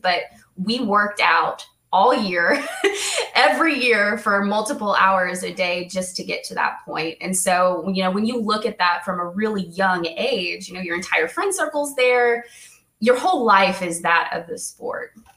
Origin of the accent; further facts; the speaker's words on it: Indiana, United States; also born or lived in Ohio; I was born in Ohio. Um, around the age of, I think, five or six, we moved to Indiana